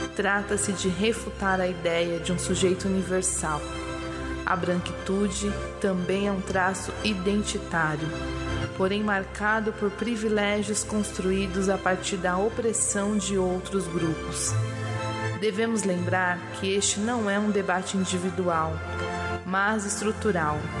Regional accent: São Paulo, Brazil; nascida e criada na periferia de Pirituba, zona oeste de São Paulo. Hoje eu moro na zona leste

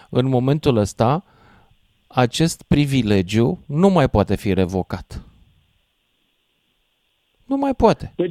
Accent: Romania; m-am născut român.

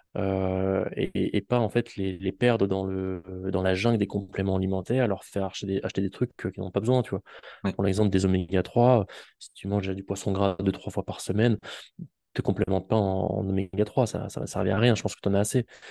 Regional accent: Auvergne-Rhône-Alpes, France; now in Toulouse, France; je viens euh, d'Auvergne et maintenant je suis installé à Toulouse

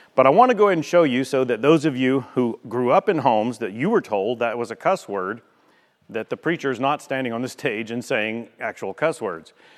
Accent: United States; We're from America

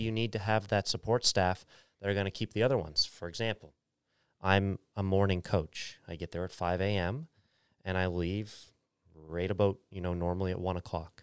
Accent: Bridgewater, Nova Scotia, Canada; moved away as an adult; also born or lived in Calgary; when I moved back from Calgary, I want Bridgewater to be a place that people don't wanna leave. When I was a kid, I wanted to leave

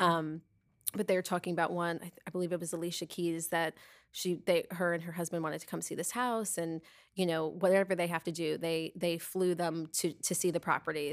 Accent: Long Island, New York, United States; now in Tampa Bay, United States; I grew up on Long Island

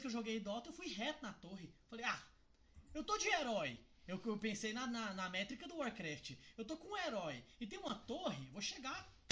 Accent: Cristalina, Goiás, Brazil; eu sou do interior de Goiás, eu sou de Cristalina

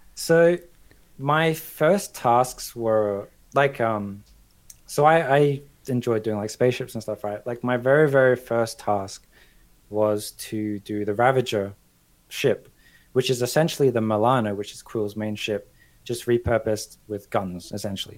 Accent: Australia; moved away as an adult; also born or lived in London; I'm Australian, but I also have like a British passport.

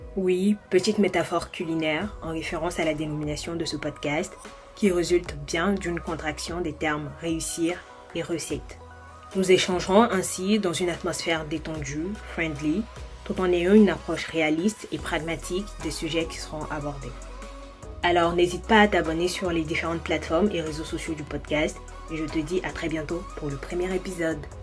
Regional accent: Côte d’Ivoire; moved away as an adult; now in France; Je suis ivoirienne et je vis depuis 2019 en France où j'effectue mes études.

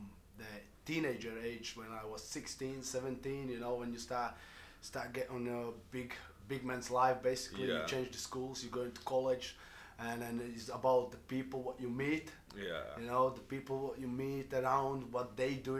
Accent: Latvia; moved away; I grew up in a small village in Latvia

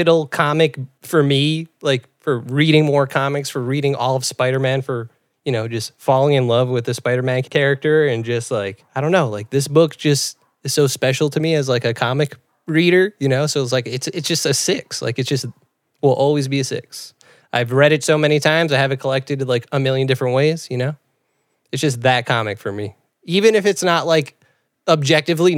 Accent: New York City, New York, United States; I'm a kid from the Bronx.

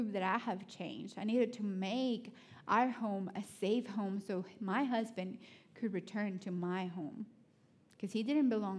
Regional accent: Honduras; English is a second language; now in Athens, United States; I know I'm from Honduras, but I'm a city girl

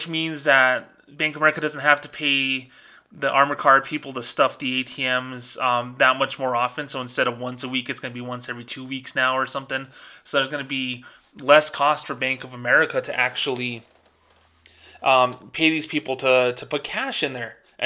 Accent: Albuquerque, New Mexico, United States; I'm from the Albuquerque, New Mexico area where they had a record number of homicides.

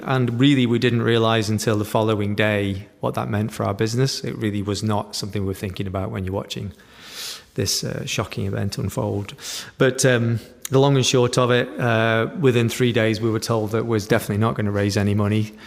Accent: Stoke-on-Trent, West Midlands, United Kingdom; growing up in Stoke-on-Trent

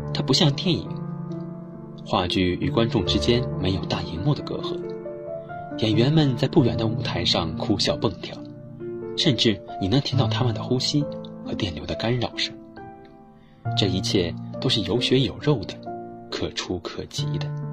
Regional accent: Yancheng, Jiangsu, China; moved away as an adult; now in Nanjing, China; 来自江苏盐城。我在南京大学 距离我的家乡二百四十六点三公里

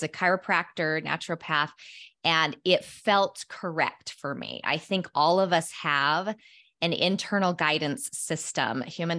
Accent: Utah, United States; I grew up in Cache Valley, Utah, just a little town in northern Utah, and loved spending time outside.

